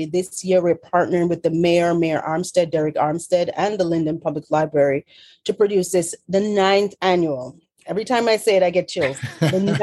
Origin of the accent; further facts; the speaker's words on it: Montego Bay, Saint James, Jamaica; moved away as an adult; also born or lived in Union County, New Jersey; now in New Jersey, United States; originally from Montego Bay, Jamaica. I'm born and raised.